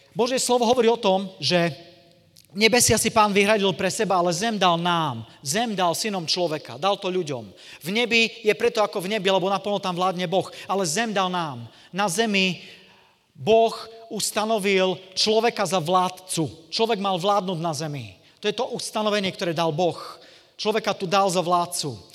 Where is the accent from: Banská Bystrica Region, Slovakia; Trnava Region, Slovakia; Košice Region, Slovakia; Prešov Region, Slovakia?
Košice Region, Slovakia; Košice; som z Košic, to je z východného Slovenska